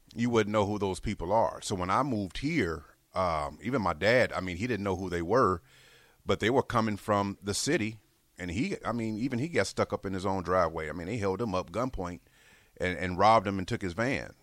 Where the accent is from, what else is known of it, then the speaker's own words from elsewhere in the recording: Harvey, Illinois, United States; also born or lived in Chicago, Illinois; now in Lincoln, Nebraska, United States; I actually grew up in a south suburb, Harvey